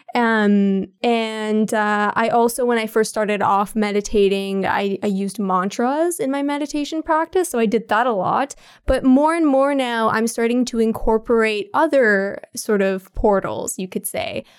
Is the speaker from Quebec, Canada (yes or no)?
no; Ottawa, Ontario, Canada; I was born and raised in Ottawa, so, and I never left the city ever